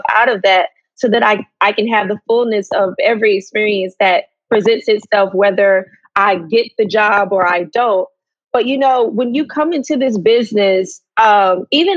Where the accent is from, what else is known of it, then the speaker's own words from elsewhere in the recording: Atlanta, Georgia, United States; moved away as an adult; I'm originally from Atlanta, Georgia